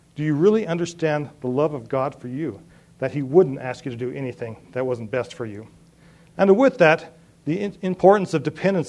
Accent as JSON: {"language": "English", "town": "Three Forks", "region": "Montana", "country": "United States", "tie": "born or raised there", "also_born_or_lived": "Europe", "moved": "as an adult", "said": "I grew up in Three Forks"}